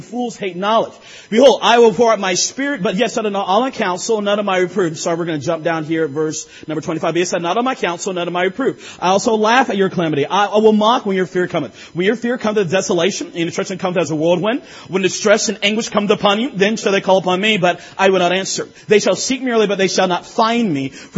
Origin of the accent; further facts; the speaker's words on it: North Carolina, United States; I'm from North Carolina